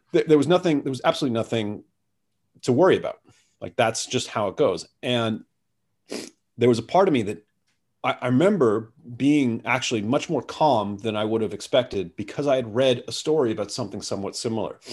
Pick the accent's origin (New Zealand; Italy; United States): United States; now in Singapore; I'm an American